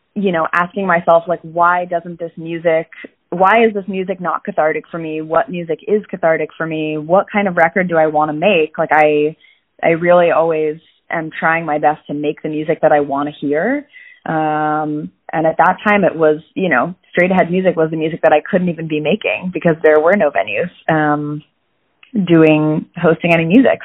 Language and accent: English; Falls Church, Virginia, United States; I grew up in Falls Church, Virginia, which is right outside of DC